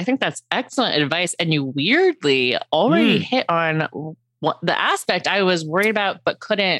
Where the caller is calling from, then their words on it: Los Angeles, California, United States; I'm calling from Los Angeles.